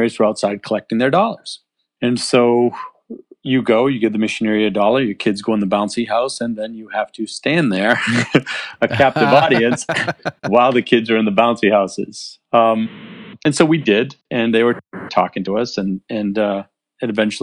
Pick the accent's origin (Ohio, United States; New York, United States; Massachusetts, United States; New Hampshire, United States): New Hampshire, United States; So I'm from New Hampshire. I live in a tiny town in a small farm that we built on a dirt road